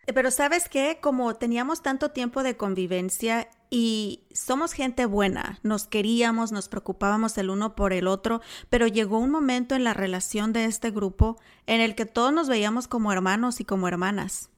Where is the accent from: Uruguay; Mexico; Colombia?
Mexico; como mexicana. Nuestra cultura todavía es súper conservadora